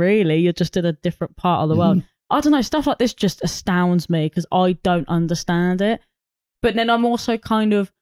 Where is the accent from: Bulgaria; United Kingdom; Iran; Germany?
United Kingdom; I didn't ask to be born in Britain.